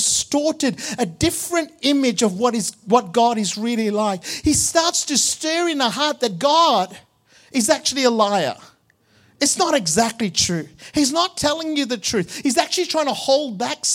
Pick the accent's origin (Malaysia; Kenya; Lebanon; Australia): Malaysia; Growing up in Malaysia, in the Catholic Church